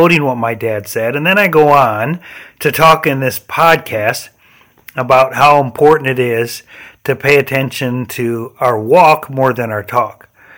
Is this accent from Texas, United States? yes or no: no; Michigan, United States; accent: northern; now in Florida, United States; When I moved from Michigan to South Florida, people commented at first about my northern accent.